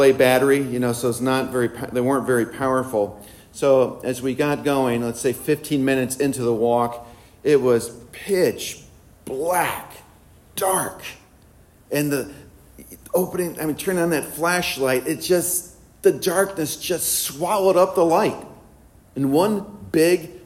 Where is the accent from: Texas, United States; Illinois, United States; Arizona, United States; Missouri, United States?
Illinois, United States; moved away; also born or lived in Philadelphia; I'm from Illinois